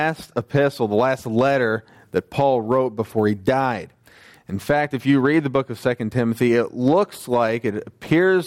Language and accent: English; United States; moved away; I was a teenager in the U.S.